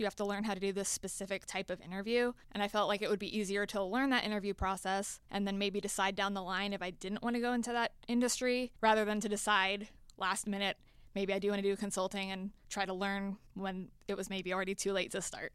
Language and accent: English; Florida, United States; moved away as an adult; now in Atlanta, United States; I am from Florida originally